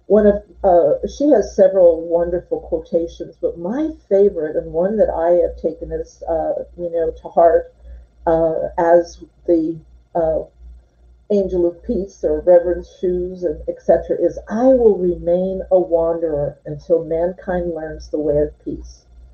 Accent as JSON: {"language": "English", "town": "Irvington", "region": "New Jersey", "country": "United States", "moved": "yes", "said": "we are both from New Jersey originally. She from Southern New Jersey and me from Irvington, New Jersey"}